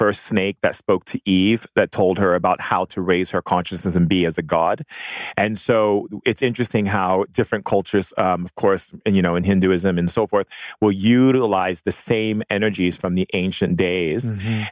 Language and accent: English; Hawaii, United States; I grew up in Hawaii